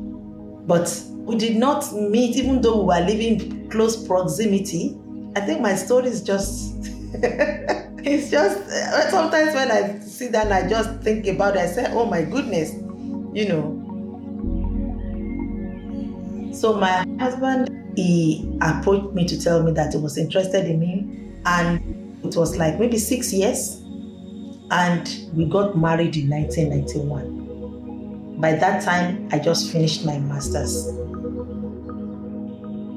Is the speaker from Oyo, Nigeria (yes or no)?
yes; Ibadan, Oyo, Nigeria; moved away as an adult; now in Sydney, Australia; I'm originally from Nigeria in West Africa. I migrated to Australia in 1999. I was born in Ibadan. It's in western part of Nigeria.